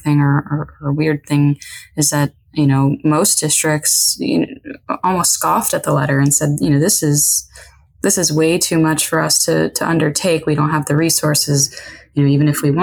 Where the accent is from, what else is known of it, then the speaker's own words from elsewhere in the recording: Chicago suburbs, Illinois, United States; moved away as an adult; now in Texas, United States; I'm from the Chicago suburbs.